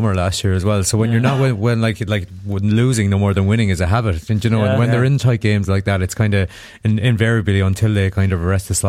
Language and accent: English; Mayo, Connacht, Ireland; I'm from Mayo